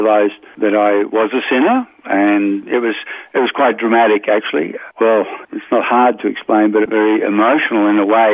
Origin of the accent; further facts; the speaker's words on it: Jennings, New South Wales, Australia; now in Toowoomba, Australia; I grew up in a small village, really, on the New South Wales-Queensland border in a place called Jennings